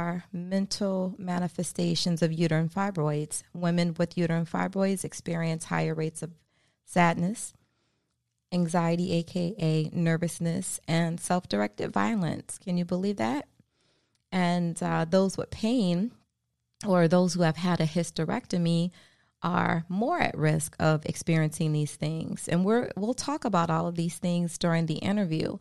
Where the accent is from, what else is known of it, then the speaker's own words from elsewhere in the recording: Baltimore, Maryland, United States; moved away as an adult; now in South Florida, United States; my home state, my hometown, from Baltimore, Maryland.